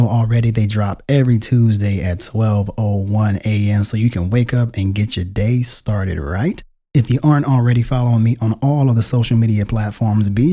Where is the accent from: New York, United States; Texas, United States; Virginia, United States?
Virginia, United States; Richmond; I was born in Richmond, Virginia, and I currently live in Northern Virginia